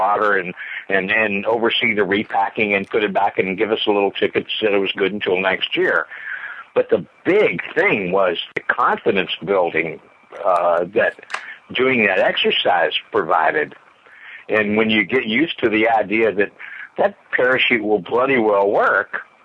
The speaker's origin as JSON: {"language": "English", "area": "Clark County", "region": "Indiana", "country": "United States", "tie": "born or raised there"}